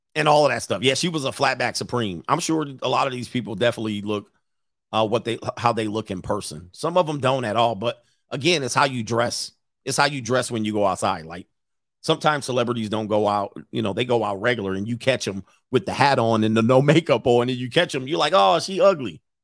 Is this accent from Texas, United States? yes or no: no; Southern California, United States; moved away as an adult; I grew up in Southern California